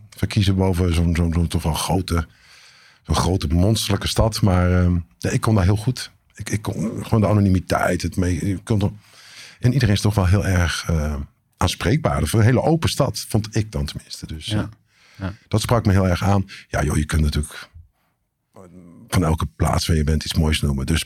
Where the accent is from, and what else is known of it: Eindhoven, North Brabant, Netherlands; born there